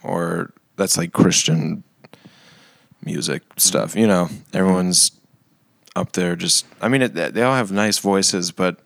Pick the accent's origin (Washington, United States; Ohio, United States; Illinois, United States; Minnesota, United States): Minnesota, United States; Duluth; I grew up in Duluth